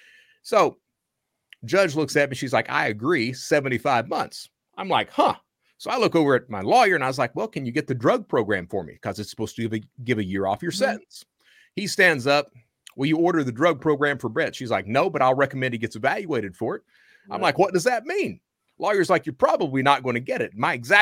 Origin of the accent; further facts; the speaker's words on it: Hazard, Kentucky, United States; I'm from Hazard.